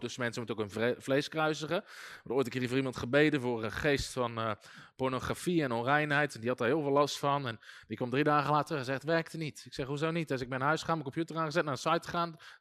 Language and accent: Dutch; Netherlands; wij denken als Nederlanders